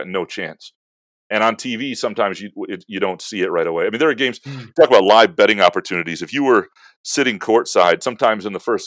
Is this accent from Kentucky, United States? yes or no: no; Lansing, Michigan, United States; I grew up in Lansing